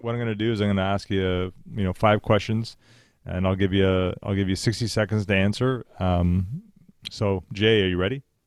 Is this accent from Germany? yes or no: no; Canada; we're Canadian